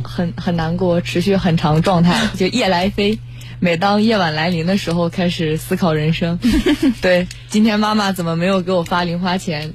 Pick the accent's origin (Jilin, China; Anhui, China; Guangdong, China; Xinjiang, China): Jilin, China; Changchun; moved away as an adult; now in Nanjing, China; 我来自吉林长春，东三省的